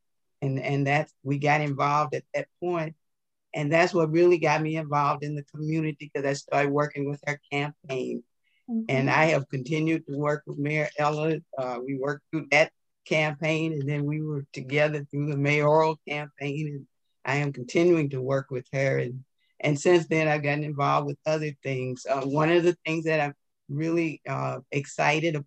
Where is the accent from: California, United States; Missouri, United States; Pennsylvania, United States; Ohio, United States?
Missouri, United States; St. Louis; now in Ferguson, United States; I'm from St. Louis, born and bred in St. Louis. Raised and spent most of my childhood in North St. Louis, actually in Walnut Park.